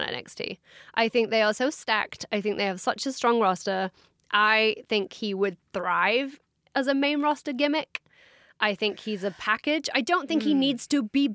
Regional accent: England, United Kingdom; I'm from England

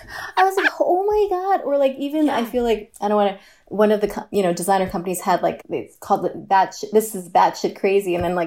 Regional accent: New York City, New York, United States; also born or lived in Cape Cod, Massachusetts; I hail from Queens. We were from Forest Hills, Queens.

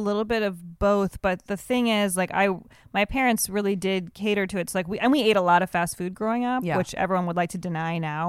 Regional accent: Evanston, Illinois, United States; I grew up in Evanston, Illinois, right outside of Chicago.

